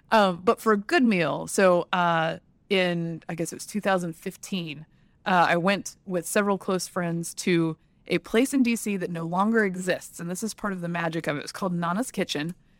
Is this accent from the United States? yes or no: yes; Alabama, United States; moved away; also born or lived in Georgia; I was born in Alabama